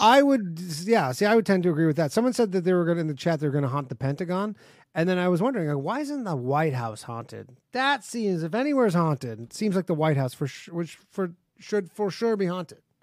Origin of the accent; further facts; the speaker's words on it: Burlington, Ontario, Canada; moved away; I grew up in Burlington